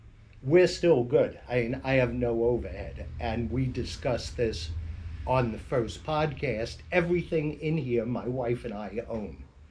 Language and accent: English; Staten Island, New York, United States; It's when I grew up on Staten Island, it was